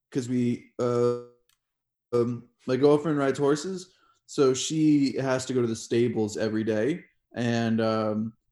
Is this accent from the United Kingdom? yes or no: no; Japan; also born or lived in Kenya / Germany / Turkey; now in Estonia; I grew up in Japan, uh, Kenya, uh, Germany. Uh, I spent the last three years of high school in Turkey